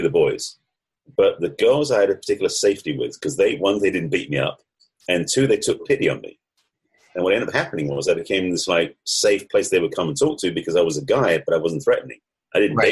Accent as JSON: {"language": "English", "region": "England", "country": "United Kingdom", "also_born_or_lived": "United States", "accent": "English", "moved": "yes", "said": "the accent may give it away, but I'm actually English, although I lived in the States for over 30 years."}